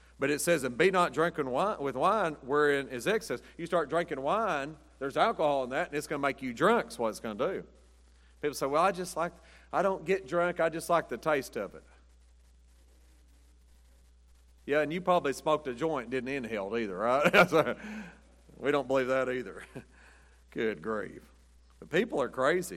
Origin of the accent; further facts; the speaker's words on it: United States; I'm an American